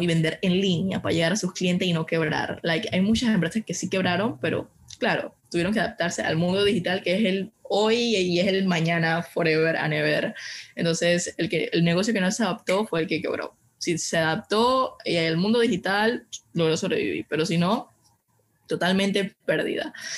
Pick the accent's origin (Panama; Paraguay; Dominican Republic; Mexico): Panama; soy una panameña de 22 años actualmente